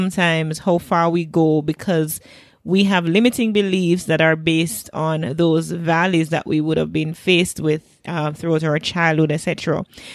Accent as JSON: {"language": "English", "country": "Jamaica"}